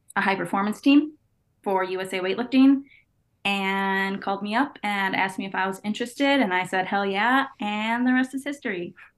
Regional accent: Chicago, Illinois, United States; I'm from the Chicagoland area, from the Northwest suburbs

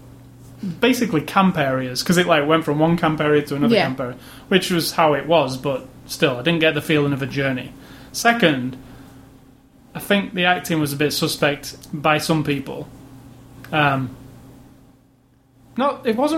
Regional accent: England, United Kingdom; moved away; as an English kid

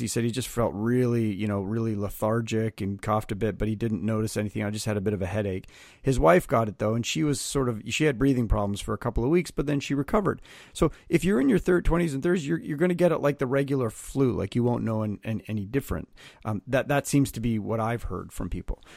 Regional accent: Canada; now in United States; I'm Canadian

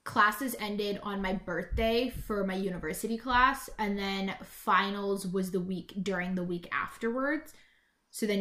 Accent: British Columbia, Canada; I'm British Columbian, but also we're the hippies of Canada

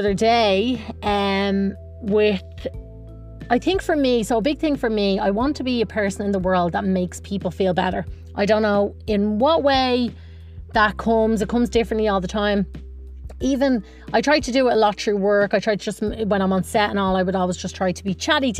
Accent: Ireland; moved away as an adult; also born or lived in Los Angeles; now in San Diego, United States; as an Irish Republican growing up

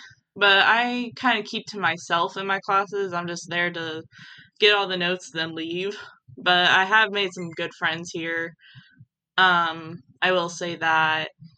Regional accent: St. Mary's, West Virginia, United States; now in Columbus, United States; I am from St. Mary's, West Virginia. But I also live in Columbus, Ohio.

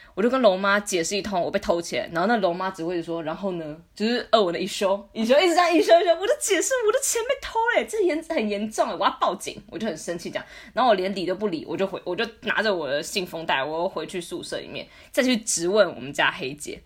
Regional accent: Taiwan; moved away as an adult; now in Moscow, Russia; 来自台湾，现在正在莫斯科高等经济学院读研究所一年级，然后我的科目，读的科目是国际关系学系

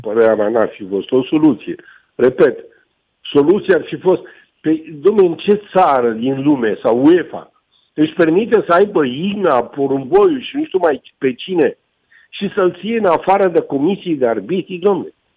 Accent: Romania; pentru mine ca român

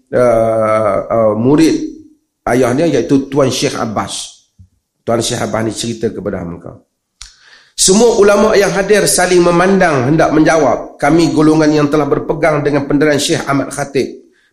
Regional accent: Malaysia; Ini tak apa, saya orang Malaysia yang cerita.

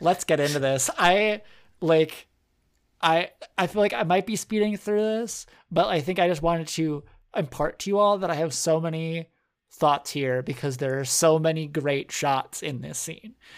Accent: United States; we're American

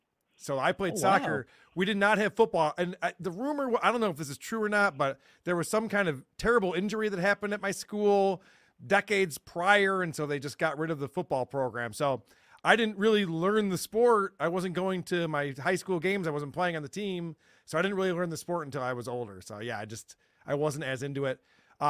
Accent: Buffalo area, New York, United States; So I grew up here in Bills country.

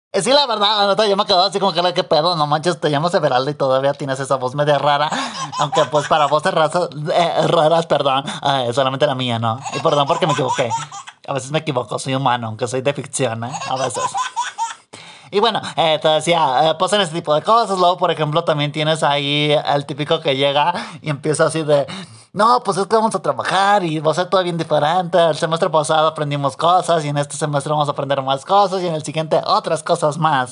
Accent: Mexico; aquí en este país, digo, ya en mi pueblo, menchitón, pues sí está medio jodido. Y aquí pues en México

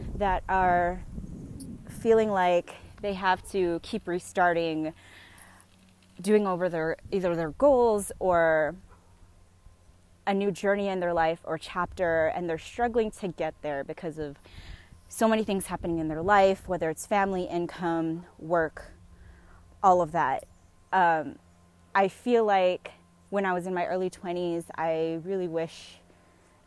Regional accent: San Diego, California, United States; moved away as an adult; now in Bay Area, United States; I am podcasting with you guys right now in San Diego, my hometown

